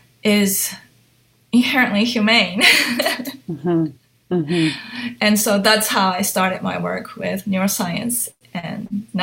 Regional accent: Hong Kong; also born or lived in Japan; So I was born in Japan, but I grew up in Hong Kong from age 1 to 6. And so my parents would speak to me in Japanese, my nanny in Cantonese, and everything outside that was English.

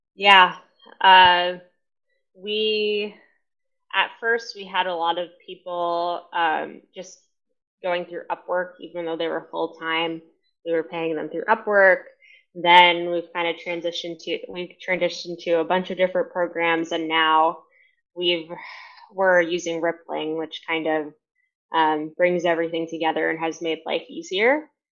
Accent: New York City, New York, United States; I'm originally from New York City. Uh, grew up in a Hispanic Latin American family

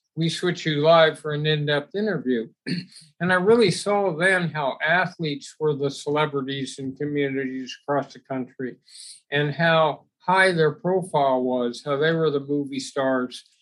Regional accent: Los Angeles, California, United States; growing up in Los Angeles

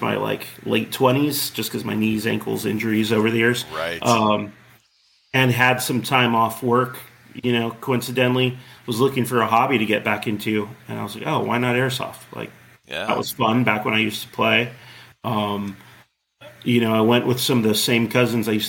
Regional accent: Corona, California, United States; I grew up in Corona, which is right next to Chino

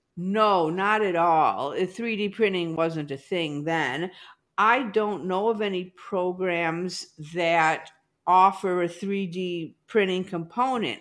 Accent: Chicago suburbs, Illinois, United States; moved away as an adult; also born or lived in Iowa; now in Overland Park, Kansas, United States; I grew up in the Chicago suburbs

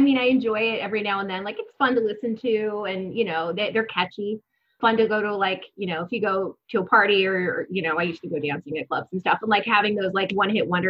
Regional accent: California, United States; moved away as an adult; I'm from California and I didn't do a lot of traveling throughout the country when I was living in California. I'd been to a few states on the East Coast before I moved out here

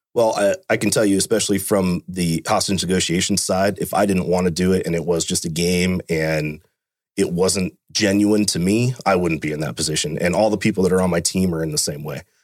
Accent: Fremont, United States; I was born and raised in Fremont. Grew up there my whole life.

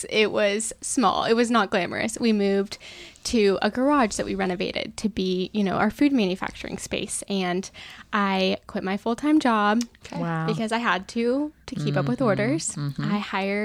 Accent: Outside of Portland, Oregon, United States; moved away; There's a place in my hometown that has one branded for like my hometown.

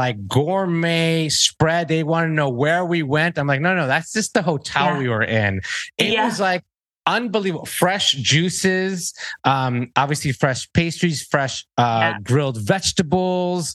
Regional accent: Miami, Florida, United States; I was born in Miami, Florida

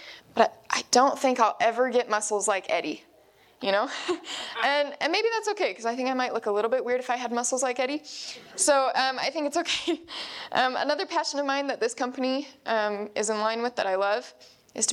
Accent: Idaho, United States; we're from the Spud State of Idaho

